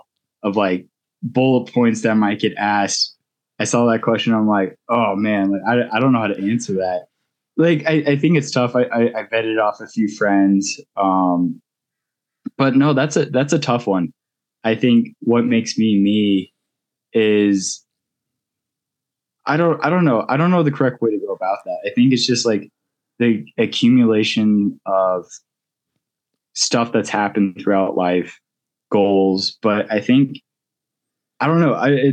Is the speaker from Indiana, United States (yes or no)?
no; Golden, Colorado, United States; also born or lived in Gunnison, Colorado / Utah / Boulder, Colorado; I grew up in Golden, Colorado.